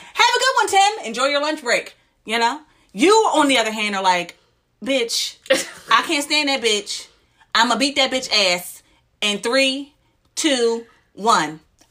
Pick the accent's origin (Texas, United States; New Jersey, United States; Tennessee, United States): New Jersey, United States; But I'm not from Camden. I'm from the suburbs. My mom did move us out.